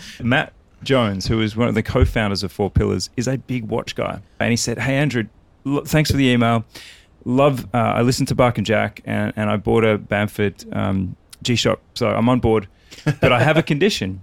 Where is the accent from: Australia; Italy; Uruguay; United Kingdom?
Australia; I'm Australian